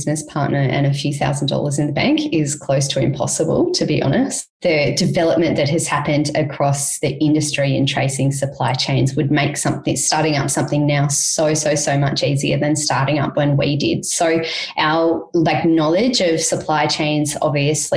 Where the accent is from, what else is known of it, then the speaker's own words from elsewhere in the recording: Australia; moved away; also born or lived in Cambodia; as an Australian